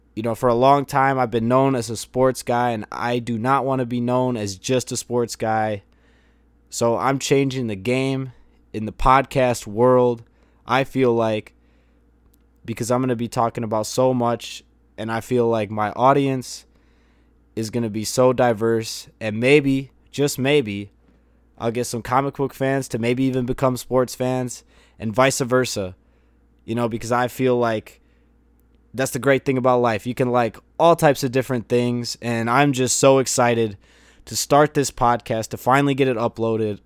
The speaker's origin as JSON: {"language": "English", "town": "Chicago", "region": "Illinois", "country": "United States", "tie": "born or raised there", "said": "my hometown, Chicago"}